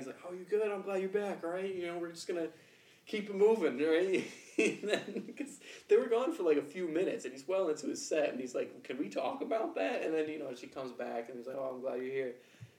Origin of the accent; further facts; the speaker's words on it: Norwalk, Connecticut, United States; We're from Norwalk.